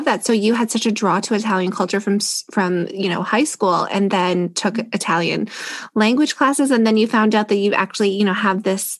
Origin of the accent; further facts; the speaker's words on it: Canada; I'm Canadian